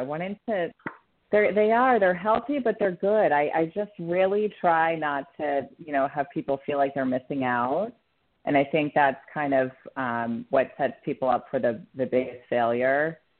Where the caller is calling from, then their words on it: Florida, United States; Florida, yeah. Down in the East Coast.